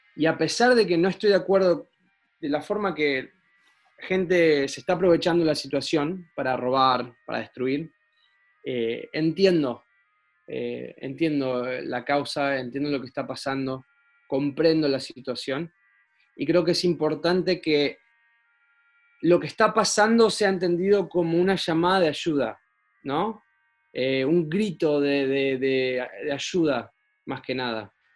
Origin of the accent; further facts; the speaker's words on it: Argentina; now in United States; vos sos argentino medio americano ya